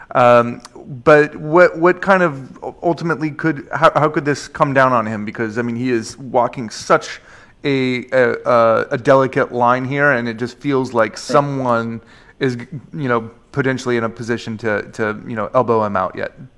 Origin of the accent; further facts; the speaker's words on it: Portland, Oregon, United States; my hometown of Portland, Oregon